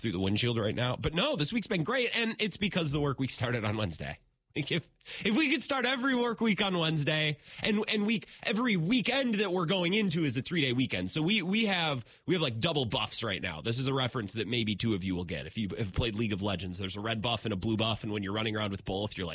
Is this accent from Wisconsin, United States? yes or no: yes; Menomonie, Wisconsin, United States; he hails from my hometown or my home region